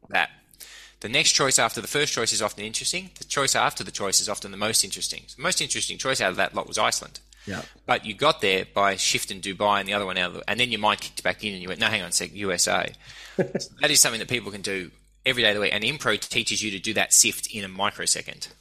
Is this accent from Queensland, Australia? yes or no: no; Sydney, New South Wales, Australia; also born or lived in Brisbane; when I was growing up in Sydney